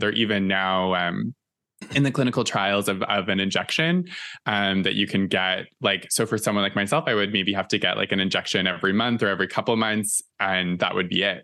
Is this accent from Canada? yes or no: yes; East Coast, Canada; moved away as an adult; now in Toronto, Canada; all of us growing up in the East Coast